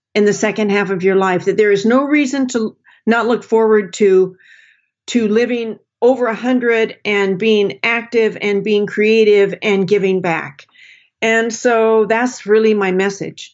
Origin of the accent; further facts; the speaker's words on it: Portland, Oregon, United States; moved away; I grew up in Portland, Oregon. I consider Portland my home.